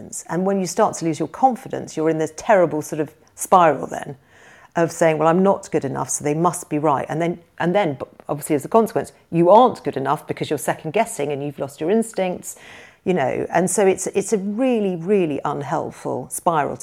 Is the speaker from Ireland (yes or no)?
no; United Kingdom; as a British person